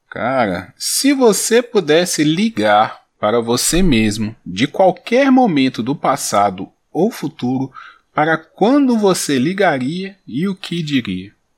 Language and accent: Portuguese; interior of Minas Gerais, Brazil; also born or lived in Bahia; eu sou do interior de Minas